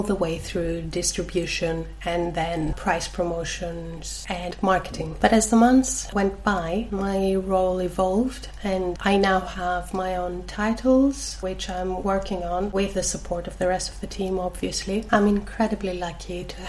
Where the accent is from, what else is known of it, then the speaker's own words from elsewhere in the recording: Greece; accent: Greek; my accent, which is obviously Greek